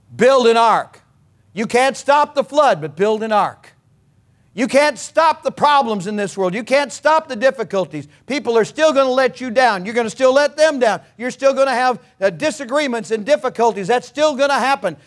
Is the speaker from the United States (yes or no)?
yes; California, United States; I was born in California. I'm a native of California